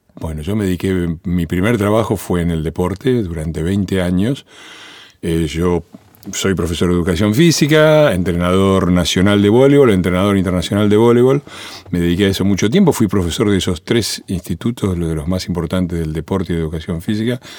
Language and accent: Spanish; Avellaneda, Buenos Aires Province, Argentina; also born or lived in Italy; yo me crié en Avellaneda eh, en los años 60